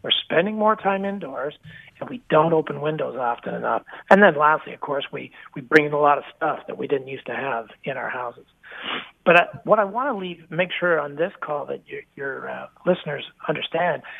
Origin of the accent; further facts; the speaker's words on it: Canada; also born or lived in Toronto; I'm a Canadian, live and work out of the Toronto market